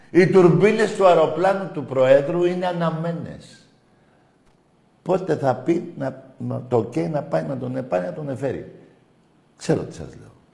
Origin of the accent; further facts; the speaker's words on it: Zefyri, Attica, Greece; Ναι, είμαι από Ζεφύρι ΑΕΚ.